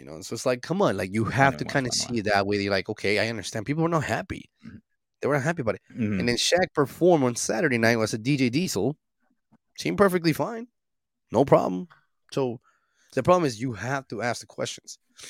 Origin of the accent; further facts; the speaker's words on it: Utah, United States; not because I'm here from Utah, I'm from Utah.